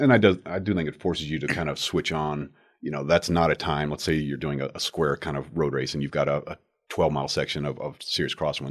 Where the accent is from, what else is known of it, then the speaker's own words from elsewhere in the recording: Wichita, Kansas, United States; also born or lived in Atlanta, Georgia / Aurora, Colorado; from like age five to 18, Wichita